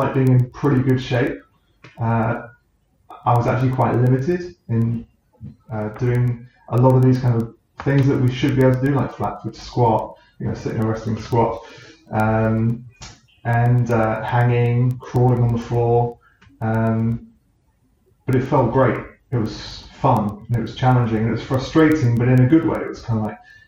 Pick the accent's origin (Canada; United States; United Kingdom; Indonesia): United Kingdom; New Forest, South East England; Growing up in the New Forest, I was outside all the time